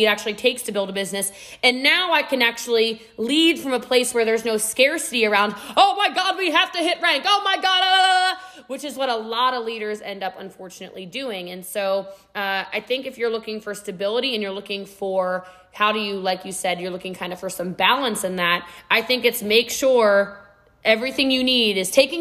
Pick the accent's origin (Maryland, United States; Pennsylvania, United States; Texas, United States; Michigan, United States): Texas, United States; I'm a Texan too